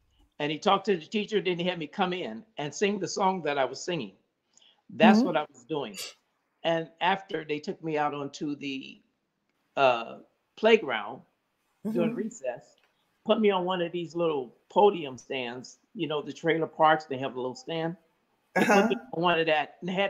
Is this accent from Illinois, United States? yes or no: yes; Chicago, Illinois, United States; West Side of Chicago, Illinois, right around in Cook County, Illinois